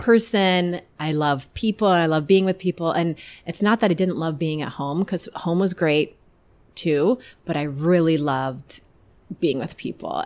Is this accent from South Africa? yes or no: no; Iowa, United States; I grew up in Iowa.